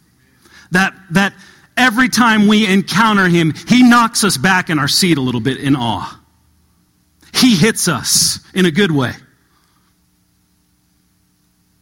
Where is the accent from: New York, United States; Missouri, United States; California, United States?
California, United States; Southern; moved away as an adult; now in Kentucky, United States; I didn't grow up in Kentucky. I grew up in Southern California